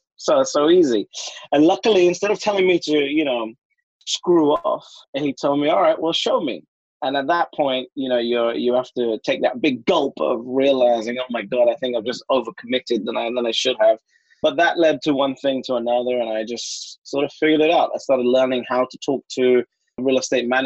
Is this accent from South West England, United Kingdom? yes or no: no; London, United Kingdom; My whole life, born and raised in London